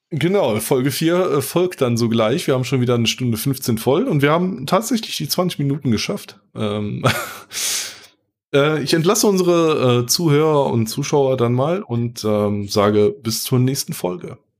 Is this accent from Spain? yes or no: no; North Rhine-Westphalia, Germany; Ich bin ja aus NRW